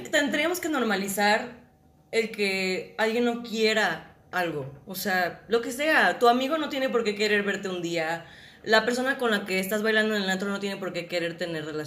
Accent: Guadalajara, Jalisco, Mexico; yo soy de Guadalajara, soy actriz

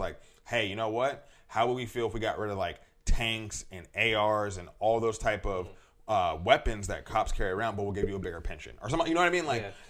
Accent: United States; for you, me, George Floyd, people who are born in America

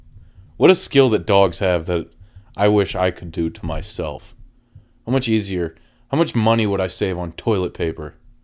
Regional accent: Toledo, Ohio, United States; I mean, I am originally from Toledo, so I know a thing or two.

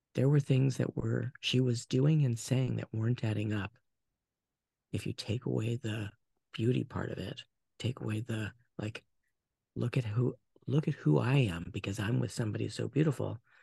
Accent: Portland, United States; I was born in the Portland area.

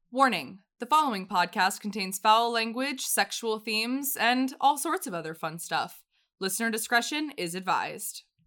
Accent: United States; I'm an American

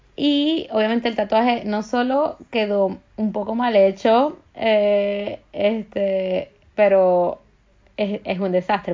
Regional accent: Maracaibo, Zulia, Venezuela; now in Paris, France; vengo de Maracaibo, usamos la palabra mardito para todo y vergación para todo

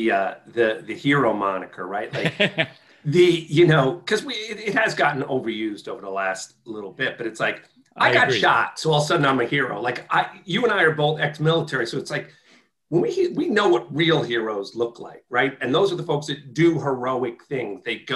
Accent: White Plains, New York, United States; I grew up in White Plains, New York

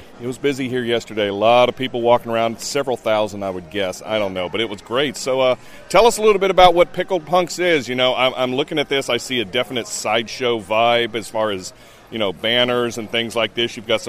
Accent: Charlotte, North Carolina, United States; my hometown of Charlotte, North Carolina

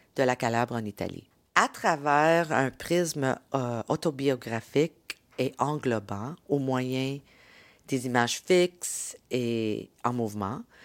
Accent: Montreal, Quebec, Canada; mes racines dans la ville et à mon identité en tant que Canadienne québécoise de deuxième génération

